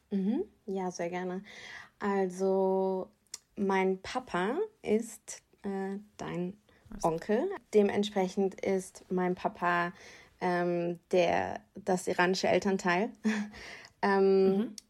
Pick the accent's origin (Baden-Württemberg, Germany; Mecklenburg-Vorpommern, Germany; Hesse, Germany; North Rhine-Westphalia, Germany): Hesse, Germany; Rheingau; born or raised there